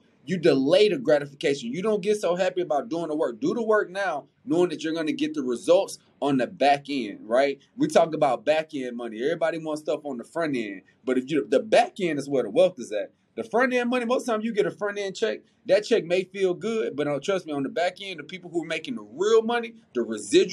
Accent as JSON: {"language": "English", "town": "Houston", "region": "Texas", "country": "United States", "tie": "born or raised there", "also_born_or_lived": "Missouri City, Texas", "said": "I'm a South Side baby. I'm from Mo City in South Park. My daddy lives in South Park. My mom was in Mo City."}